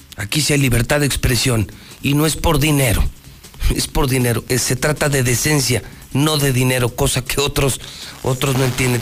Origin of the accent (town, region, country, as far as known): Aguascalientes, Mexico